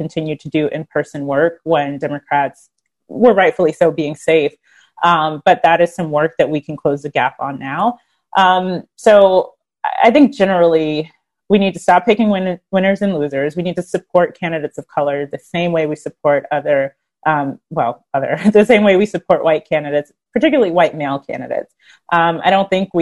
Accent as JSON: {"language": "English", "region": "North Carolina", "country": "United States", "said": "I'm from North Carolina"}